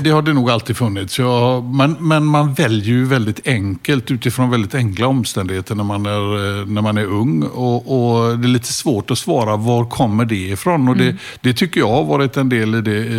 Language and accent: Swedish; Gothenburg, Västra Götaland, Sweden; also born or lived in Hisingen / Stockholm; Jag började ute på Hisingen då första året och sen växte jag upp ute i Askim mm. söder om Göteborg